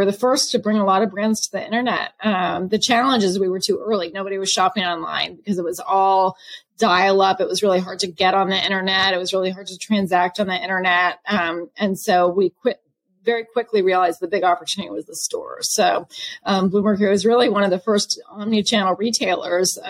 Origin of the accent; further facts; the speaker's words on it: California near Berkeley, United States; moved away as an adult; also born or lived in Boston; I grew up in California near Berkeley